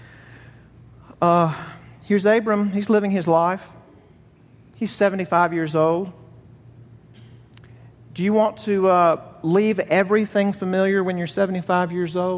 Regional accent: the South, United States; accent: southern; if you think I have a southern accent, I'm from Buffalo, New York

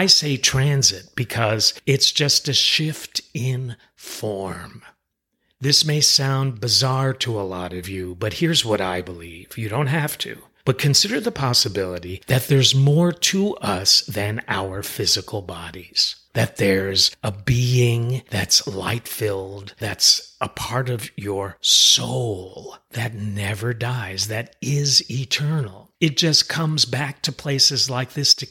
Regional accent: Westchester, New York, United States; the house where we were raised in Westchester, New York

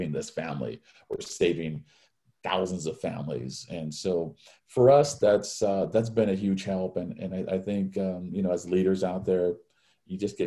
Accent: Hawaii, United States; I was born and raised in Hawaii

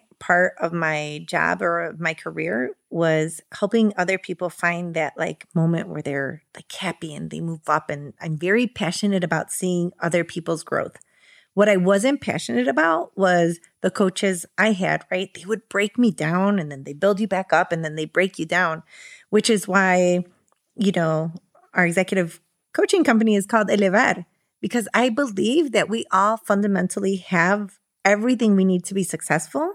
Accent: Chicago, Illinois, United States; I was born here in Chicago

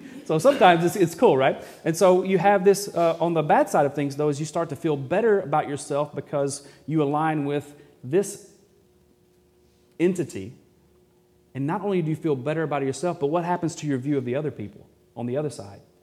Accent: Arkansas, United States; I'm from Arkansas too

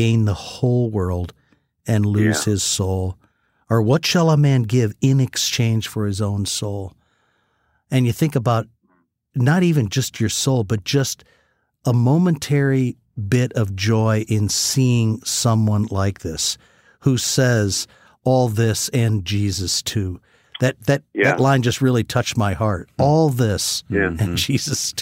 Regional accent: United States; as an American

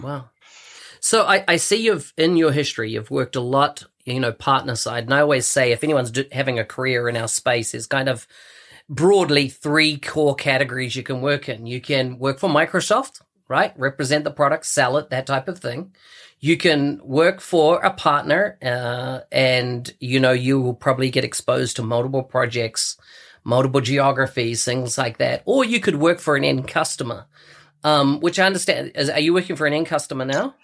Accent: New Zealand; born or raised there

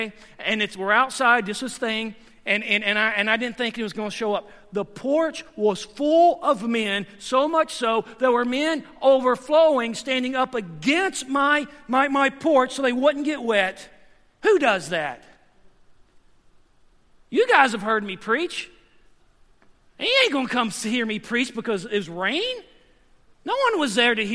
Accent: the South, United States; moved away; I'm from the South, and I've been here for 9 years as well

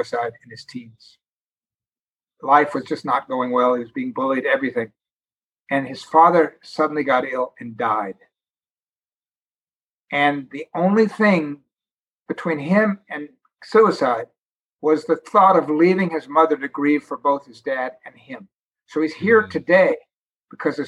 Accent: New York, United States; I was from New York

